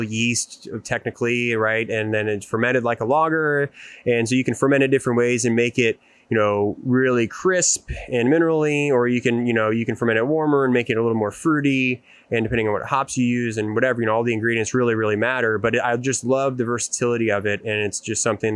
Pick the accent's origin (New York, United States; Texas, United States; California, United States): Texas, United States; Houston; I grew up in the Houston area